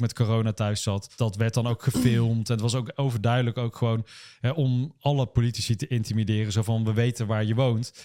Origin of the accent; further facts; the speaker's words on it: Uden, North Brabant, Netherlands; moved away as an adult; now in Nijmegen, Netherlands; ons mooie dorp in Brabant